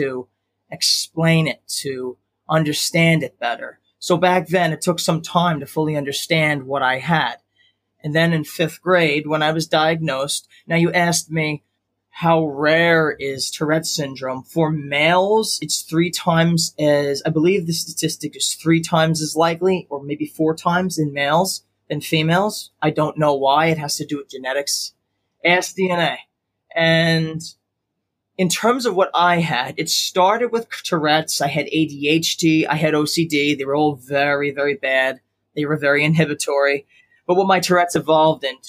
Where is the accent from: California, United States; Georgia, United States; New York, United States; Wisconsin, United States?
New York, United States; Long Island; I was born and raised in Long Island, New York